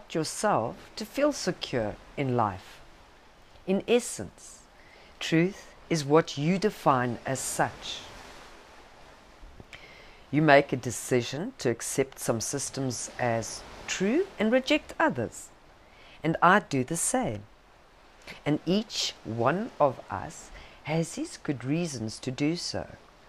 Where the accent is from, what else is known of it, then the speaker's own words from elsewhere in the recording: South Africa; accent: South African; my South African accent